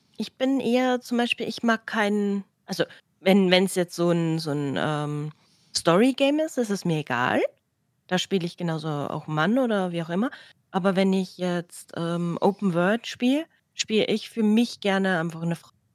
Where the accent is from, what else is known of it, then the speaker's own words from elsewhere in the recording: Austria; bei uns in Österreich